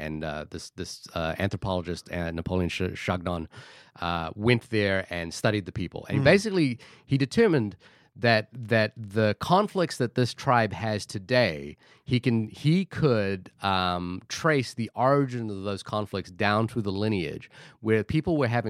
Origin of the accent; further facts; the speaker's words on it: Fiji; born there; moved away; also born or lived in Australia / New Zealand; again, I was born in Fiji, moved to Australia, then New Zealand, and I am of Indian heritage.